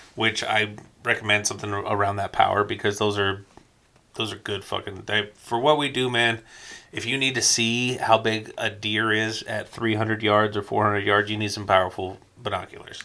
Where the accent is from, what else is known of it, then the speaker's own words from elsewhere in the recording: Covina, California, United States; also born or lived in Victorville, California; I uh, lived in Covina and I grew up in Covina